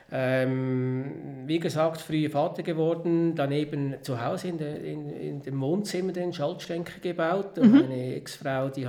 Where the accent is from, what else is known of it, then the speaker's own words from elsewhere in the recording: Bäch, Schwyz, Switzerland; ich bin Bech, in Bech am Zürichsee aufgewachsen. Das ist eine, ein Dorf in einer Gemeinde am Zürichsee, Kanton Schweiz.